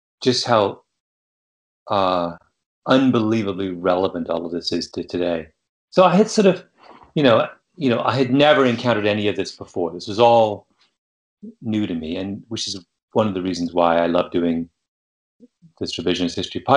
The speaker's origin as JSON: {"language": "English", "country": "Canada", "tie": "born or raised there", "said": "Growing up in Canada, we were always taught about Father Brebeuf"}